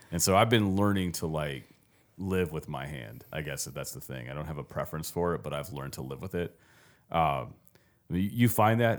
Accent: Los Angeles, California, United States; moved away as an adult; growing up around Venice Beach.

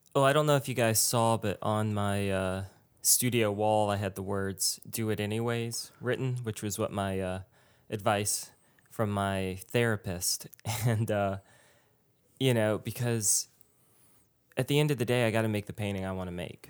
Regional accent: Richmond, Virginia, United States; moved away; also born or lived in New York; I grew up in Richmond

